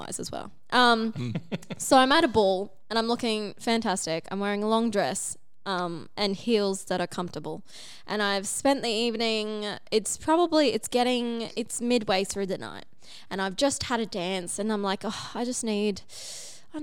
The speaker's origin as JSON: {"language": "English", "town": "Cairns", "region": "Queensland", "country": "Australia", "tie": "born or raised there", "said": "I grew up in Cairns"}